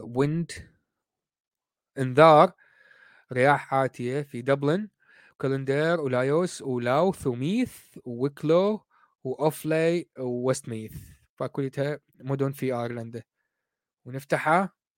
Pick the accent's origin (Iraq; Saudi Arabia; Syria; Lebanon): Iraq; moved away as an adult; now in United Kingdom; انا طالع من العراق صار لي قريب ال 20 سنه